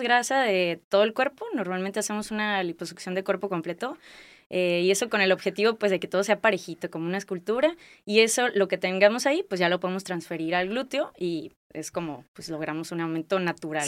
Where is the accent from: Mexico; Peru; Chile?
Mexico; Guadalajara, Jalisco; moved away as an adult; also born or lived in Colima / Torreón; now in Tijuana, Mexico; soy de Guadalajara, Jalisco, eh, Tapatía